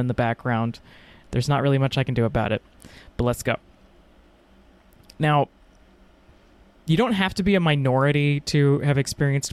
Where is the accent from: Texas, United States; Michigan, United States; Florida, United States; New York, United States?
Texas, United States; I'm from Texas.